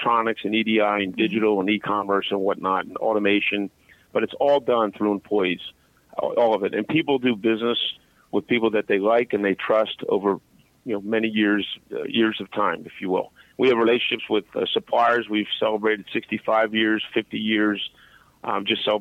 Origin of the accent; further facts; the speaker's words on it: Philadelphia, Pennsylvania, United States; I'm from Philadelphia